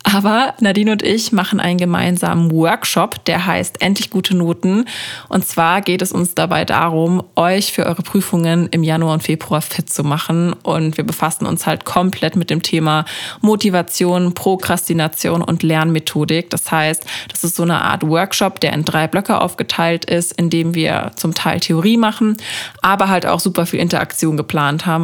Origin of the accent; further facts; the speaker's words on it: Freiburg, Baden-Württemberg, Germany; moved away; bei uns in Freiburg